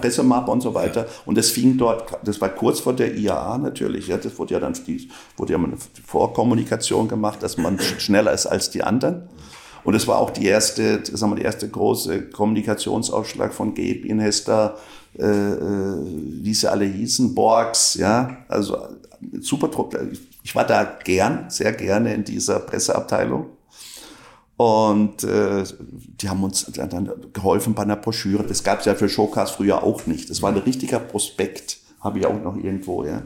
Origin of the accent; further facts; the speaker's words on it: Inzlingen, Baden-Württemberg, Germany; accent: Alemannic; first language Alemannic; moved away as an adult; also born or lived in Braunschweig / Karlsruhe; ich komme aus Inzling bei Lörrach